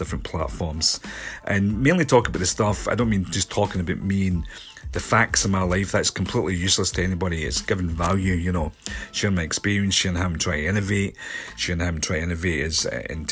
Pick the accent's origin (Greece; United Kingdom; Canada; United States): United Kingdom; Scotland; I'm a filmmaker from Scotland